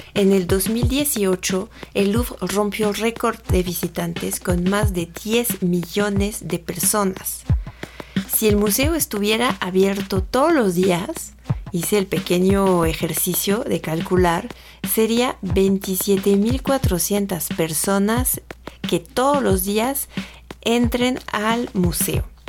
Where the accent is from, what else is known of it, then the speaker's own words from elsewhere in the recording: France; accent: French; Spanish is a second language; moved away as an adult; now in Mexico; tengo un pequeño acento francés cuando hablo. Esto es porque nací en Francia, pero ya llevo mucho tiempo viviendo en México, llevo más de 10 años aquí